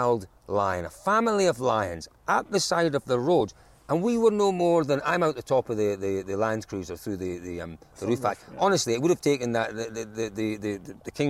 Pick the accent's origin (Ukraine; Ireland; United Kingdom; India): United Kingdom; Scotland; as a Scotsman